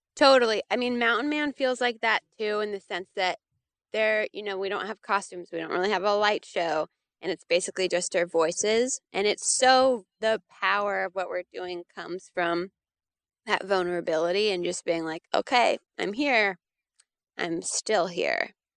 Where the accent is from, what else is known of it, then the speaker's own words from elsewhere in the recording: Santa Cruz, California, United States; now in North Carolina, United States; I grew up in Santa Cruz, California